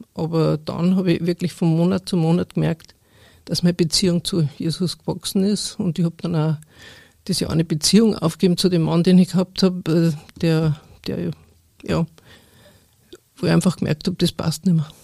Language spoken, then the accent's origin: German; Upper Bavaria, Germany; ich bin also aufgewachsen in Oberbayern, auf dem Bauernhof, also einem wirklich kleinen Ort